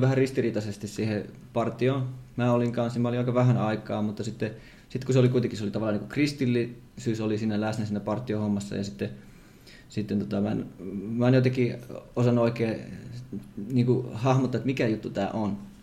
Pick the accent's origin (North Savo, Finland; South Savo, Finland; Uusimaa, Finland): South Savo, Finland; Savonlinna; mä oon itse Savonlinnasta